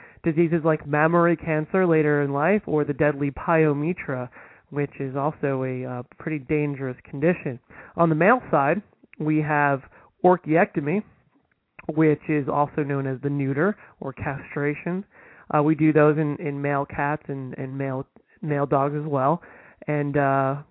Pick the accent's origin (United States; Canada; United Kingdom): United States; Northeast New Jersey; I'm from Northeast New Jersey